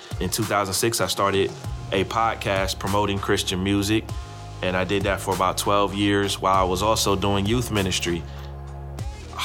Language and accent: English; Columbus, Ohio, United States; now in Raleigh, United States; I grew up in Columbus, Ohio